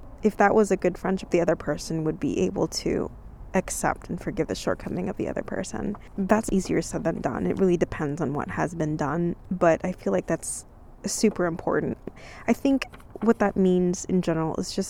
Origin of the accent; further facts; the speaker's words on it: California, United States; moved away; also born or lived in Texas; I grew up in California